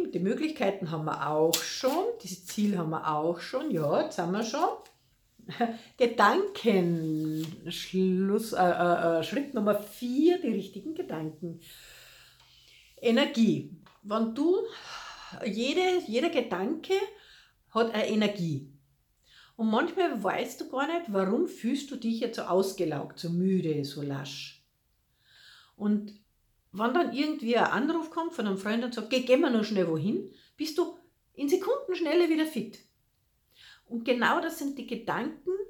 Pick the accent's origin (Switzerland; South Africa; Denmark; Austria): Austria; Salzburg; ob es die Festung Hohen Salzburg ist, also ich bin ja aus Salzburg, gell, ganz egal